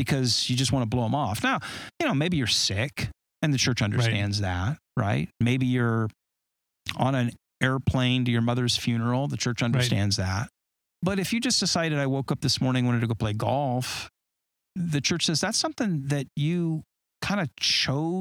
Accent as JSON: {"language": "English", "region": "Southern California", "country": "United States", "tie": "born or raised there", "said": "I grew up in Southern California and I surfed"}